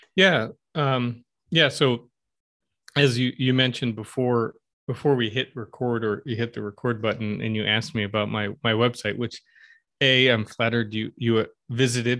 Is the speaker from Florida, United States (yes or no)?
no; Stamford, Connecticut, United States; moved away as an adult; also born or lived in Los Angeles; now in Flint, United States; I grew up in Connecticut, uh, in Stanford, if you're familiar with Fairfield County or the southwestern corner